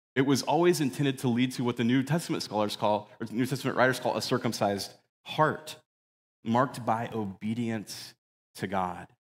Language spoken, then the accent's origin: English; Phoenix, Arizona, United States; from when my family moved here, like, back in nineteen eighty-seven when I was a kid